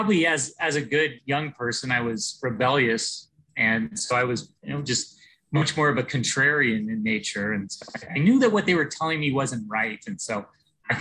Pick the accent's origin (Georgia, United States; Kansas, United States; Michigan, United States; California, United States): California, United States; San Francisco; I grew up in San Francisco